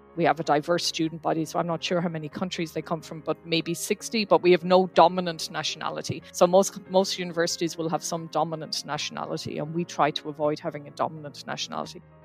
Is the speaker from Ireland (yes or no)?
yes; Ireland; now in Okinawa, Japan; I'm originally from Ireland